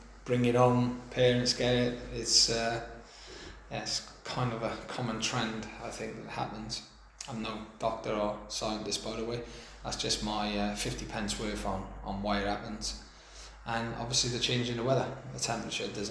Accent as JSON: {"language": "English", "town": "Newport", "region": "Wales", "country": "United Kingdom", "tie": "born or raised there", "said": "my hometown club"}